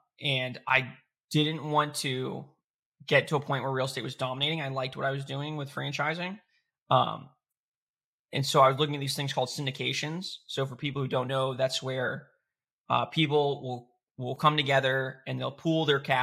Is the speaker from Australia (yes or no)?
no; Florida, United States; I am from Florida